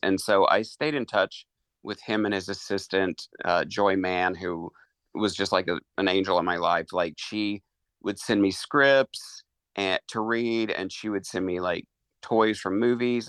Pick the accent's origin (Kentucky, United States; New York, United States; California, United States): Kentucky, United States; Eastern; I grew up in Eastern Kentucky